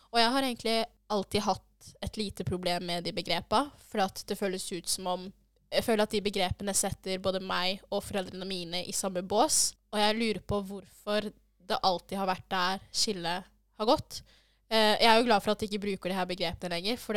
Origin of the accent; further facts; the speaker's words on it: Arendal, Agder, Norway; jeg ble igjen på Sørlandet. Det glemte vi å si, vi er fra Arendal.